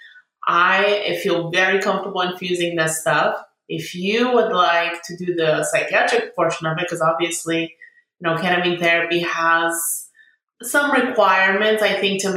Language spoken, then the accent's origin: English; San Diego, California, United States; also born or lived in Bulgaria; now in Sacramento, United States; we came in 1995 and we were in San Diego